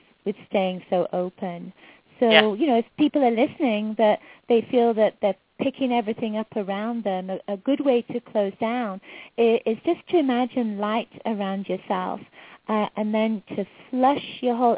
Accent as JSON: {"language": "English", "region": "England", "country": "United Kingdom", "moved": "yes", "said": "I'm from England originally, and I was raised in a psychic household."}